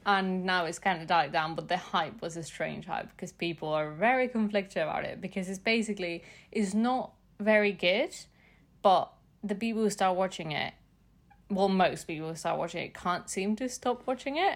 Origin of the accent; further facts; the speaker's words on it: Mexico City, Mexico; I'm from Mexico City